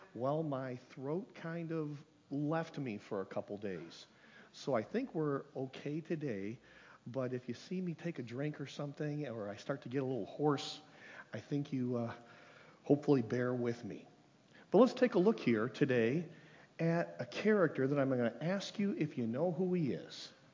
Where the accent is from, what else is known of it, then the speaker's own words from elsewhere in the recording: Lansing, Michigan, United States; I grew up in Lansing Christian, and some of you might remember Mrs. Rietfeld.